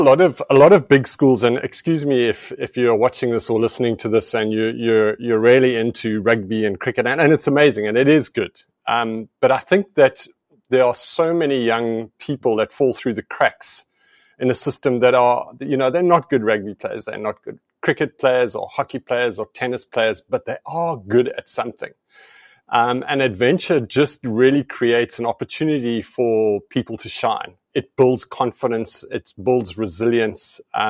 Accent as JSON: {"language": "English", "country": "Namibia", "tie": "born or raised there", "said": "And I think personally for myself, I grew up in Southeast Africa, Namibia."}